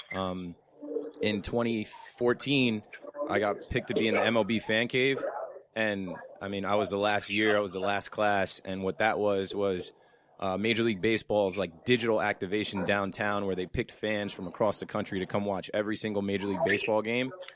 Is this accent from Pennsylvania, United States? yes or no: no; Ocean Township, New Jersey, United States; I grew up in the shore area. I'm from Ocean Township in Monmouth County